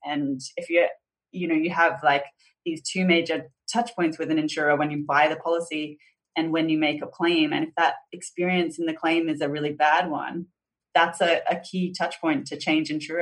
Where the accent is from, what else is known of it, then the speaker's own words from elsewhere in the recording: Boonah, Queensland, Australia; also born or lived in Brisbane; I was born in Brisbane, southeast Queensland, but sort of shortly after that, my parents moved to regional southeast Queensland. So I grew up in this really small town named Boona